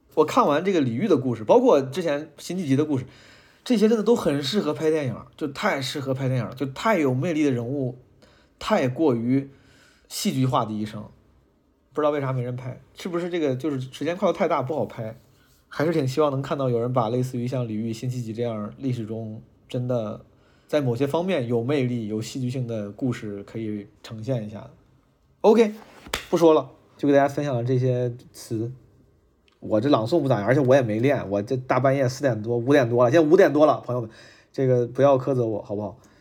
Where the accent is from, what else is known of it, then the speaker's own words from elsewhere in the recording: Zhengzhou, Henan, China; moved away as an adult; also born or lived in Shanghai / Beijing; 我从十八岁离开郑州之后，就一直，我的家乡，离开了家之后，就，就一直，其实就是客居在外